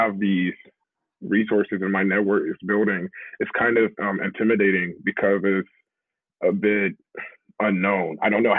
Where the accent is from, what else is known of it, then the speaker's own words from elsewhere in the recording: Memphis, Tennessee, United States; moved away as an adult; also born or lived in New York; Like growing up in Memphis, especially growing up in like low income, I grew up from I'm the youngest of four